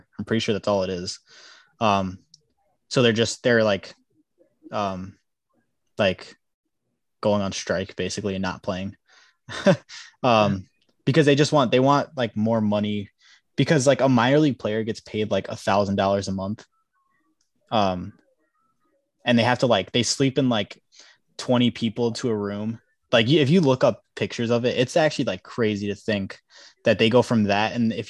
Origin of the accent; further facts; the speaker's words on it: Illinois, United States; I was happy for the Cubs because, yeah, you know, I'm from Illinois. Happy for all my friends.